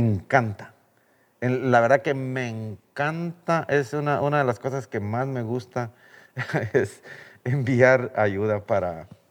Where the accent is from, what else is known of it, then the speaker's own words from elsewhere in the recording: Guatemala; moved away as an adult; Yo me vine de Guatemala porque no había la oportunidad